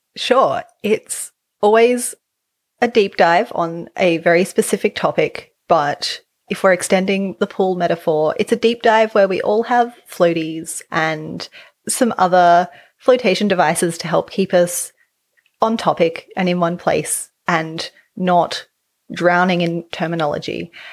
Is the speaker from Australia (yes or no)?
yes; Australia; accent: Australian English; as an Australian English speaker, I don't have R's at the end of words